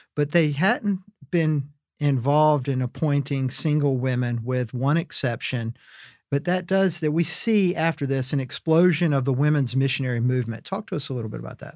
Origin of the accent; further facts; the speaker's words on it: Wilmington, North Carolina, United States; my hometown of Wilmington, North Carolina